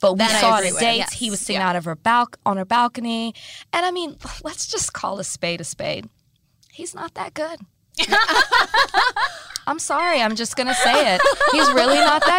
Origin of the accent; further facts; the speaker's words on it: Dallas, Texas, United States; we're both from Dallas